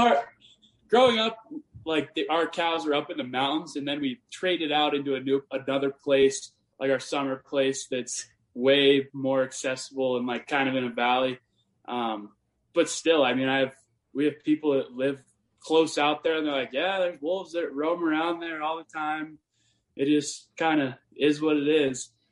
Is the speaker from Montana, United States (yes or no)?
yes; Montana, United States; I'm from small town Montana, and uh, you know I grew up on like a cattle ranch